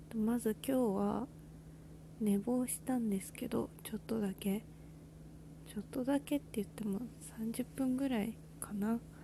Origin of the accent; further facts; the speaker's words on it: Kanto, Japan; moved away as an adult; now in Nagasaki, Japan; 私は関東人間